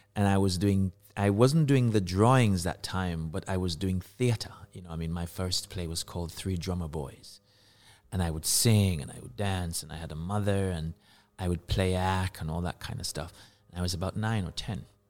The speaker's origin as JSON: {"language": "English", "town": "Kingston", "country": "Jamaica", "tie": "born or raised there", "moved": "as an adult", "said": "I was born in Kingston, Jamaica, and I was raised in Jamaica"}